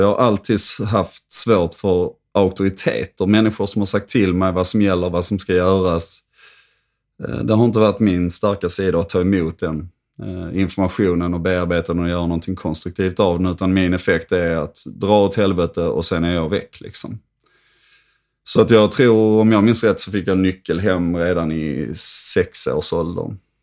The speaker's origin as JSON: {"language": "Swedish", "town": "Höllviken", "region": "Skåne", "country": "Sweden", "tie": "born or raised there", "also_born_or_lived": "Trelleborg", "said": "jag växte alltså upp i en kärnfamilj i Höllviken"}